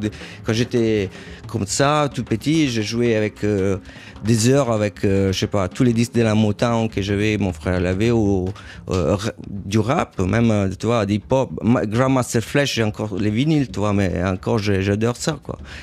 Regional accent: Rome, Lazio, Italy; French is a second language; moved away; also born or lived in Paris / New York; J'ai grandi à Rome

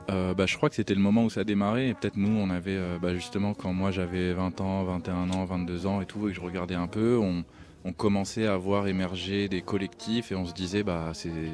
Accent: Alfortville, Île-de-France, France; also born or lived in New York; je viens d'Alfortville

